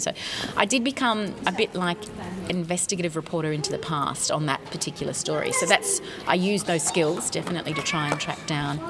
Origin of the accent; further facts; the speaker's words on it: Sydney, New South Wales, Australia; moved away as an adult; also born or lived in California / France / Sweden; my hometown was the Sydney Opera House